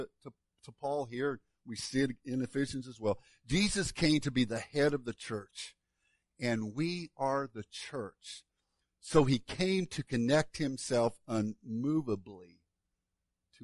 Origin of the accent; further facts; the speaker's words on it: Woodlawn, Illinois, United States; my hometown of Woodlawn